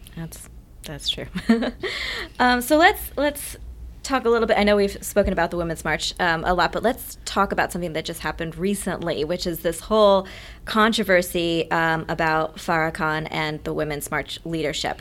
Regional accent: Amherst, Massachusetts, United States; I grew up in Amherst, Massachusetts.

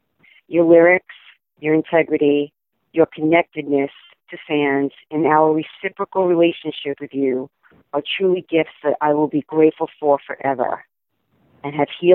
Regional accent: New York, United States; Hi everybody … from New York

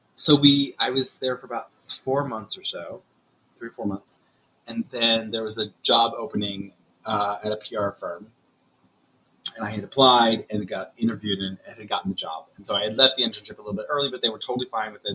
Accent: Boonville, Indiana, United States; moved away as an adult; now in New York, United States; growing up in Boonville

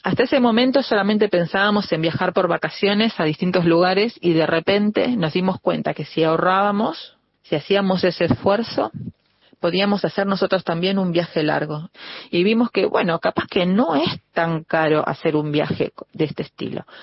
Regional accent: Argentina; para nosotros es un orgullo ser argentinos

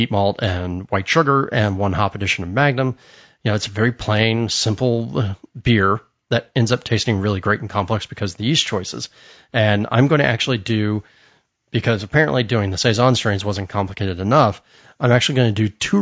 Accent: United States; I'm an American

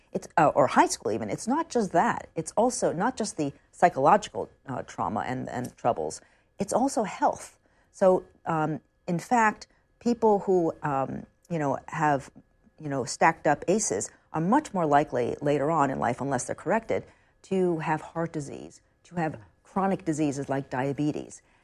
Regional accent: New York City, New York, United States; I grew up on the Upper West Side of Manhattan.

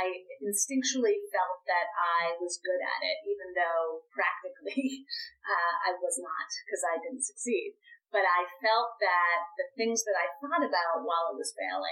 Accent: Boston, Massachusetts, United States; now in New York, United States; I am from Boston, which meant I knew very few people and didn't have family members here in New York.

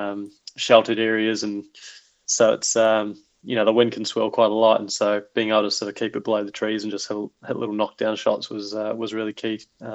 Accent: Wellington, New Zealand; Oh, 100%. I mean, I just look back to my days playing, you know, Miramar Golf Club out by the airport, and you get these 50, 60K southerlies

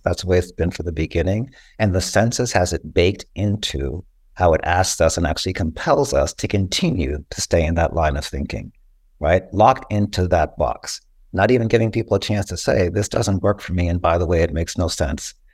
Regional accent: Costa Rica; moved away; I was born in Costa Rica and that's part of my heritage.

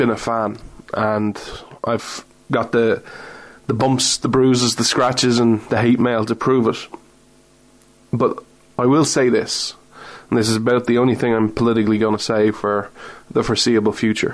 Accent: Ireland; I'm not American, I'm Irish

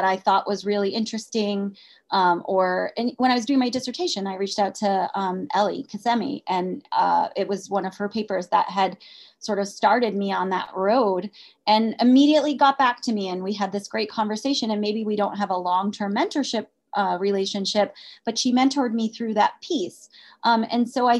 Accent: United Kingdom; I'm British.

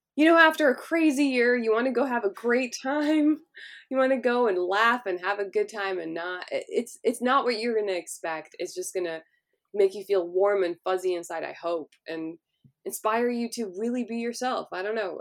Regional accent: Los Angeles, California, United States; I grew up in Hollywood

